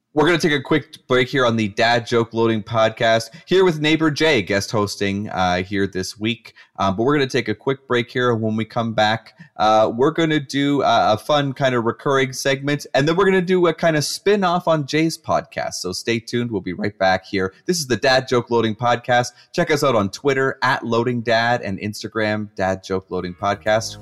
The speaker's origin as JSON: {"language": "English", "country": "Canada", "said": "I'm a Canadian"}